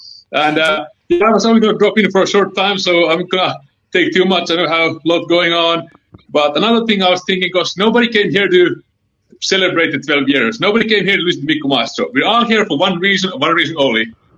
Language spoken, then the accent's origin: English; Helsinki, Uusimaa, Finland; English is a second language; also born or lived in Tucson, Arizona; now in Illinois, United States; my accent is a little bit thick. I'm from Helsinki, Finland.